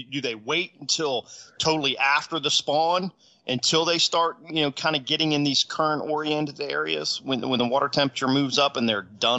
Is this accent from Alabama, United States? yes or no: no; Del Rio, Texas, United States; here in Del Rio, my hometown